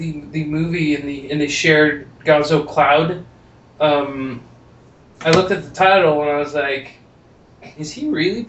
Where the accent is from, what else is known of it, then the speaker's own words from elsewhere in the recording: Kansas City, United States; the Kansas City area, the area of my hometown